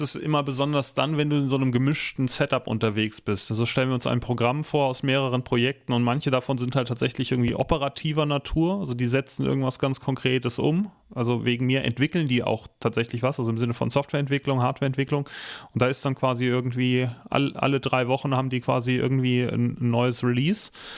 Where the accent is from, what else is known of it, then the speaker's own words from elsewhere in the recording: Northern Germany, Germany; ich komme aus Norddeutschland